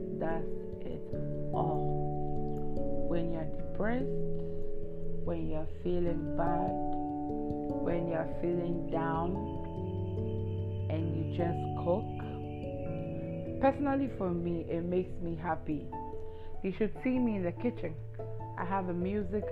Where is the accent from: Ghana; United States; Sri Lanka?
Ghana; I'm Ghanaian